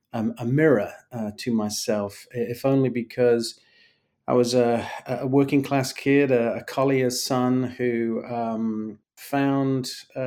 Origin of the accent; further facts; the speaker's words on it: Nottingham, East Midlands, United Kingdom; I was born and raised in Nottingham in the English East Midlands among the same imposing headstocks of the collieries that D.H. Lawrence observed from Eastwood. I was born not really a stone's throw away from Eastwood